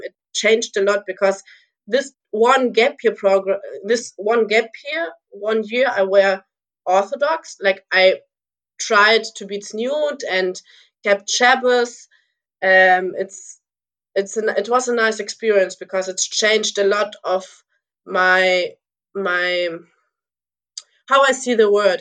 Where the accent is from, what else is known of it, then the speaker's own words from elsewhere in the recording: Lübeck, Schleswig-Holstein, Germany; also born or lived in Moscow, Russia; we came to Germany, to Lübeck. It's my hometown in Germany